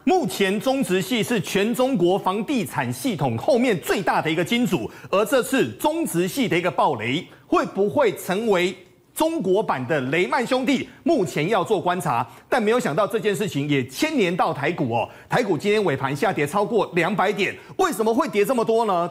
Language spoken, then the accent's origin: Chinese; Taiwan; 我们台湾人